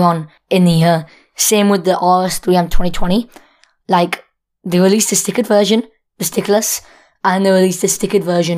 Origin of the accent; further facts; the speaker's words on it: United Kingdom; we're British, so you might notice that from our accent.